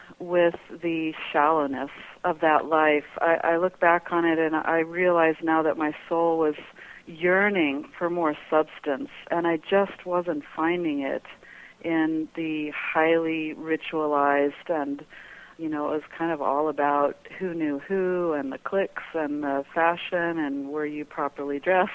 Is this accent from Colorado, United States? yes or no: yes; Colorado Springs, Colorado, United States; moved away as an adult; now in Prescott, United States; I grew up in Colorado Springs, Colorado